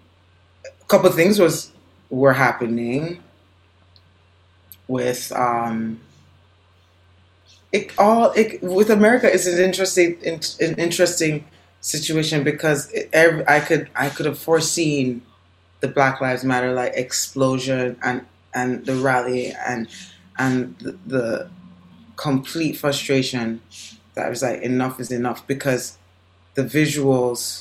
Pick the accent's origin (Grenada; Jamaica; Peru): Jamaica; now in United States; I'm born and raised in Jamaica